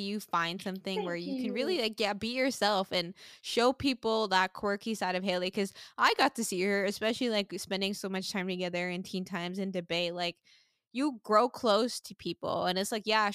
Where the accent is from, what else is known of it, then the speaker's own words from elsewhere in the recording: Sint Maarten; moved away as an adult; now in United States; I grew up in the Caribbean